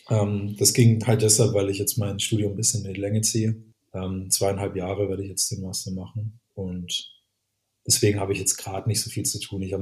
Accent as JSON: {"language": "German", "town": "Würzburg", "region": "Bavaria", "country": "Germany", "said": "zum Beispiel, ich als Würzburger Communication Designer hat halt eine ganz andere Auffassung von Nachhaltigkeit erstmal"}